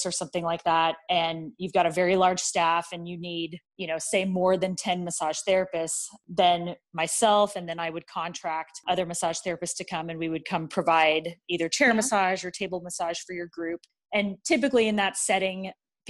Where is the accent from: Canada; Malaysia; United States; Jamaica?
United States; San Jose, California; moved away as an adult; also born or lived in San Diego, California; now in Lincoln, United States; I grew up in San Jose, California